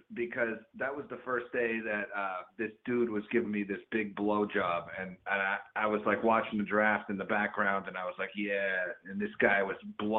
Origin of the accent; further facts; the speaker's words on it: Pittsburgh, Pennsylvania, United States; moved away; I'm a lifetime Steelers fan. I grew up in Pittsburgh. I went to Central Catholic.